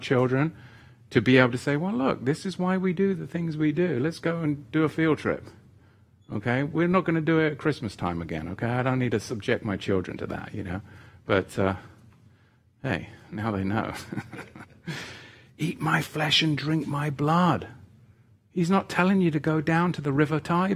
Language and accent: English; England, United Kingdom; moved away as an adult; when I was a boy growing up in England with the Church of England